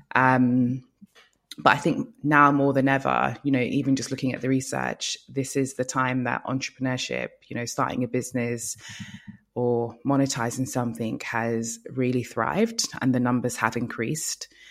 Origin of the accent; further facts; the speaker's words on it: Nigeria; moved away; also born or lived in Lagos; I'm from Nigeria, so um, I worked in Lagos for five years